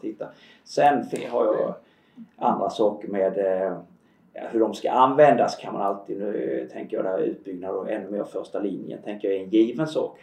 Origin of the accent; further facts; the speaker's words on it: Halland County, Sweden; nu är jag ju född och uppvuxen i Halland